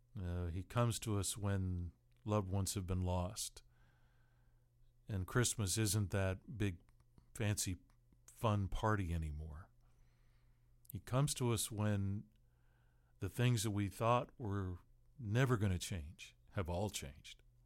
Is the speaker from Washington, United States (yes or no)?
yes; Seattle, Washington, United States; growing up in Seattle